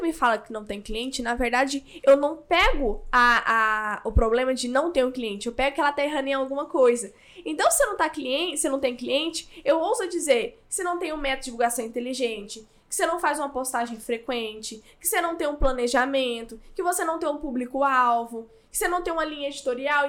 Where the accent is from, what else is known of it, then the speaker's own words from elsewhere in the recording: Goiânia, Goiás, Brazil; eu sou de Goiânia